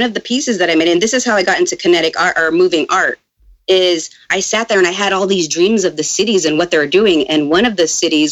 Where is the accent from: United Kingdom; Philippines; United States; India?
Philippines; I'm from the Philippines